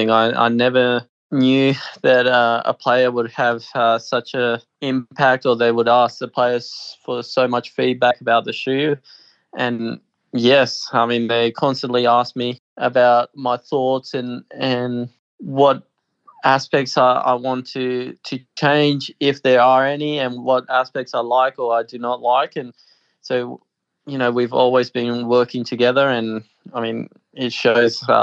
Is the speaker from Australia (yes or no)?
yes; Australia; born there; I was born in Australia. I I really have always felt Australian